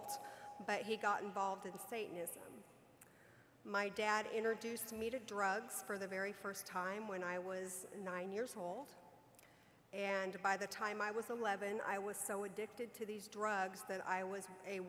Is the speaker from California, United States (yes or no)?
yes; Southern California, United States; I was raised in Southern California.